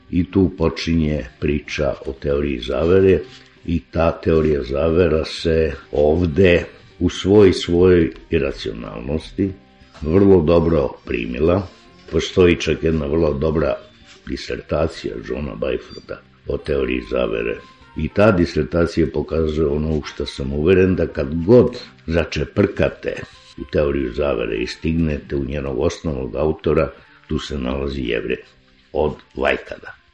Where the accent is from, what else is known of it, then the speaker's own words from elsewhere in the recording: Serbia; mi smo isto Srbi hteli da budemo biblijski narod